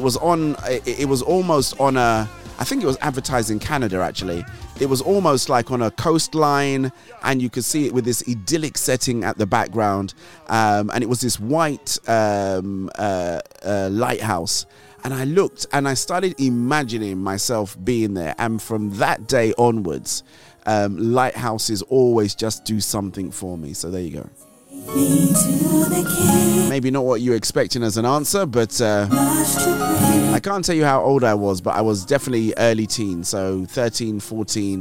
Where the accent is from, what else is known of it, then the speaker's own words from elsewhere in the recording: Nigeria; growing up in Nigeria, we always used to get these magazines